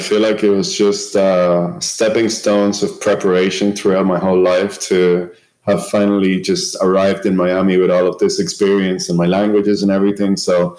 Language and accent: English; Dublin, Leinster, Ireland; moved away as an adult; also born or lived in Cuba / Ennis, County Clare; in Ireland in a small town called Ennis, County Clare. And by the time that I went to middle school, we had already moved to Dublin, the capital city of Ireland, where I grew up and I lived pretty much until the age of 22, 23.